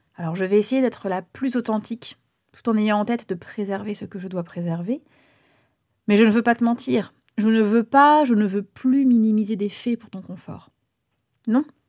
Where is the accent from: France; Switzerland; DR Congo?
France; Bourganeuf, Nouvelle-Aquitaine; also born or lived in Rouen; Nous sommes à Bourganeuf, en Creuse, dans les années 90. Initialement, je suis née à Rouen